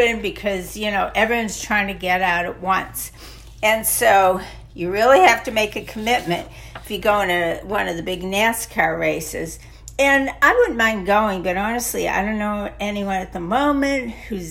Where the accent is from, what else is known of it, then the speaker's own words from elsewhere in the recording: Massachusetts, United States; I grew up in Massachusetts